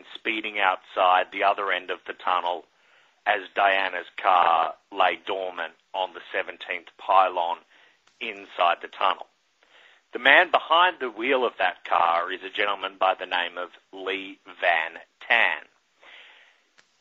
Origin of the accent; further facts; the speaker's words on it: Australia; now in New York City, United States; as a kid growing up in Australia